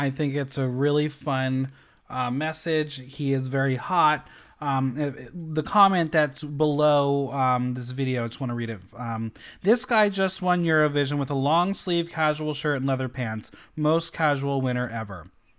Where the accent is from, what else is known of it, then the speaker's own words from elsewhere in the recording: West Coast, United States; I'm from the West Coast area. It's a little easier.